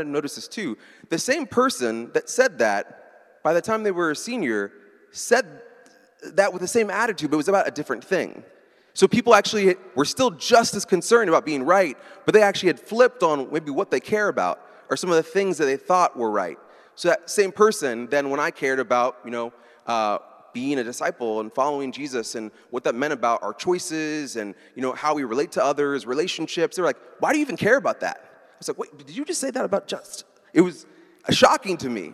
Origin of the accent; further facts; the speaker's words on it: Baltimore, Maryland, United States; I'm from Baltimore